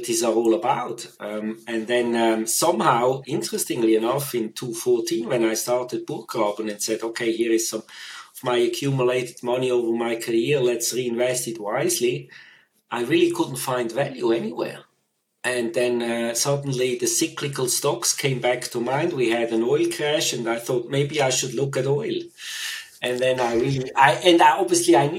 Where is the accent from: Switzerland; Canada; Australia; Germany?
Switzerland; moved away as an adult; also born or lived in United Kingdom; So I grew up in Switzerland, also spent all my schooling in Switzerland